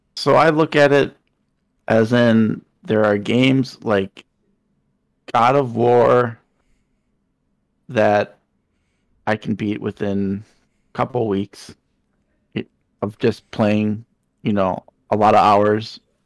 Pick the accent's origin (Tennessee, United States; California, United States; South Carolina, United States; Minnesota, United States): Minnesota, United States; my home state, Minnesota